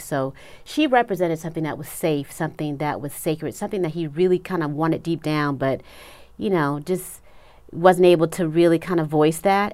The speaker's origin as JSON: {"language": "English", "town": "Los Angeles", "region": "California", "country": "United States", "tie": "born or raised there", "said": "I'm originally from Los Angeles"}